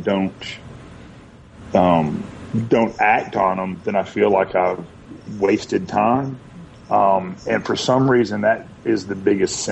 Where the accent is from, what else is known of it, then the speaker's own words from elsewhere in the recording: Atlanta, Georgia, United States; also born or lived in Stone Mountain, Georgia / Kennesaw, Georgia / Athens, Georgia; I was born and raised in Atlanta, but grew up in Little Five Points.